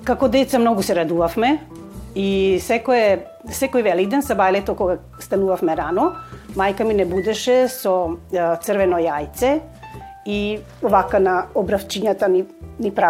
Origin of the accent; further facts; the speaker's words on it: Skopje, North Macedonia; also born or lived in Ohrid; now in Petrovaradin, Serbia; потекнувам од Македонија. Родена сум во Охрид, али од 4 години сум во Скопје. Моите родители се преселија во Скопје, затоа што татко ми беше полицаец и имаше работа во Скопје.